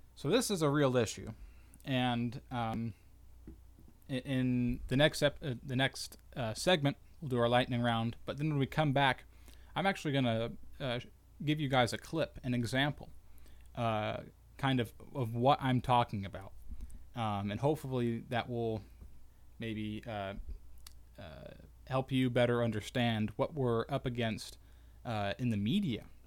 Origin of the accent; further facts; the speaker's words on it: United States; as good American citizens